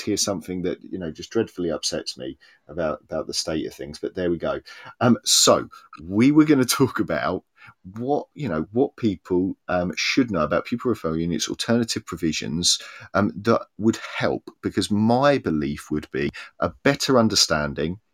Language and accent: English; Cambridge, East of England, United Kingdom; now in Swansea, United Kingdom; I grew up in Cambridge, which is a city divided between town and gown.